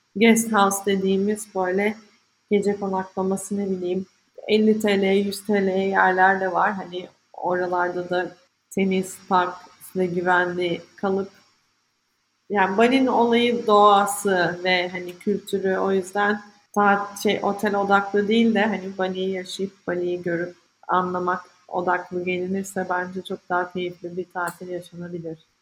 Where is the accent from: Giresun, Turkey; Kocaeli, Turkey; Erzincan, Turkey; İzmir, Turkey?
İzmir, Turkey; moved away as an adult; also born or lived in London, United Kingdom; benim bütün ailem İzmir'de. İzmirliyim